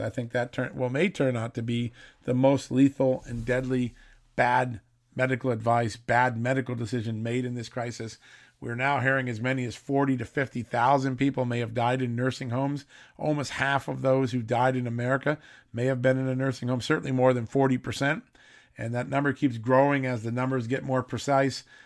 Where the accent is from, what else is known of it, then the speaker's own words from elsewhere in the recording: United States; my hometown area, New York City, Connecticut